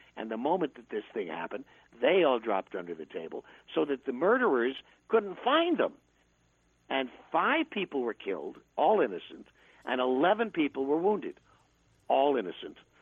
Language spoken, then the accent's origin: English; New York, United States; when I was a kid growing up in New York